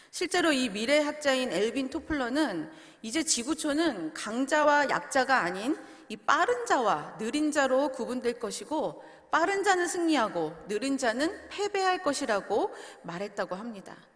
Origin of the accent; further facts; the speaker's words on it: South Korea; now in Canada; 빨리빨리 문화에서 나고 자랐기 때문에 이미 한국을 떠나서 이곳에 와서 생활을 하더라도